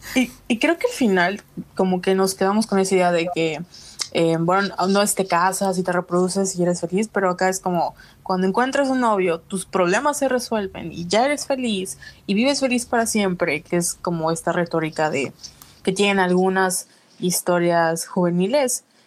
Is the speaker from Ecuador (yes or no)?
no; Mexico; como mexicanos